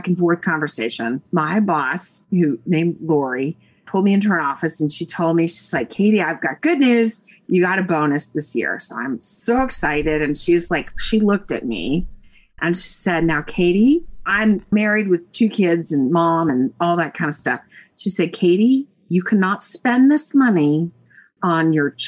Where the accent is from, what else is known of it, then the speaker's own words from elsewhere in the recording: Nashville, Tennessee, United States; now in Raleigh, United States; I'm from Nashville, Tennessee. I live in Raleigh, North Carolina, but I'm from Nashville.